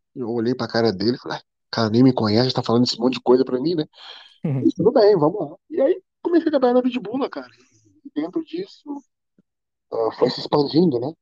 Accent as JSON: {"language": "Portuguese", "town": "Belo Horizonte", "region": "Minas Gerais", "country": "Brazil", "moved": "yes", "lives_now": "Portugal", "said": "eu sou de Minas Gerais, Belo Horizonte, né? Sou de BH"}